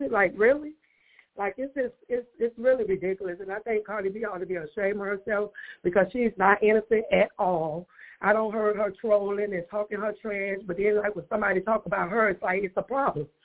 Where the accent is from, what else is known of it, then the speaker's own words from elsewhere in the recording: Miami, Florida, United States; I'm from Miami myself.